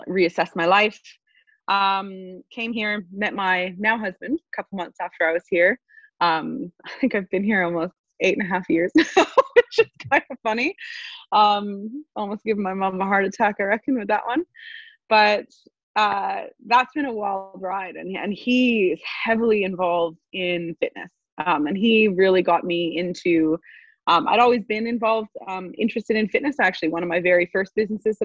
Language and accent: English; Montreal, Quebec, Canada; moved away; I studied finance back in Montreal, which is where I'm from Canada